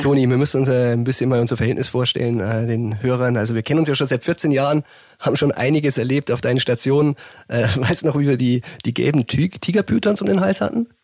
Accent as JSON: {"language": "German", "region": "Bavaria", "country": "Germany", "said": "Ich bin Bayer, ich lebe in Bayern"}